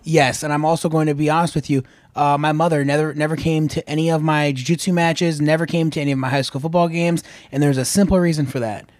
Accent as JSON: {"language": "English", "area": "Akron-Canton area", "region": "Ohio", "country": "United States", "tie": "born or raised there", "said": "especially in front of my hometown"}